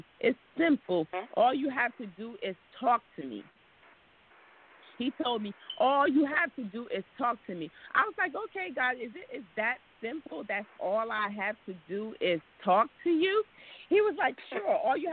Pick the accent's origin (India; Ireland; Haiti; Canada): Haiti; now in United States; I was born in Haiti.